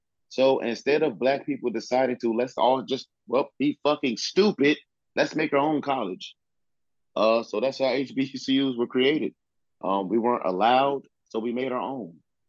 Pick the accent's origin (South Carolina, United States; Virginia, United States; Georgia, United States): Virginia, United States; Southeast; I grew up in the South. I grew up in Virginia, Southeast Virginia. And I grew up in a place where the thought of going to Virginia Tech, like people in my neighborhood, like it's a dream.